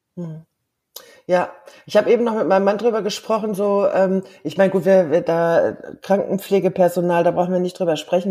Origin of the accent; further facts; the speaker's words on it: Germany; first language German; moved away; in Deutschland, in meiner Heimat